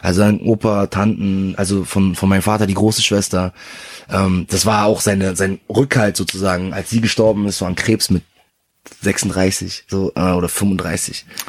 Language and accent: German; Berlin, Germany; Berlin ist meine Heimat. Ich bin hier geboren, ich bin hier aufgewachsen.